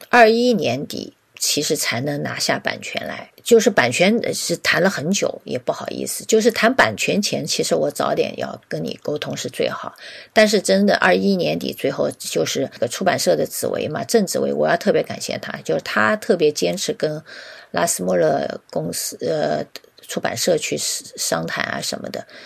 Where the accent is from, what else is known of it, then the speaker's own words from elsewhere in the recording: China; 我们中国的设计师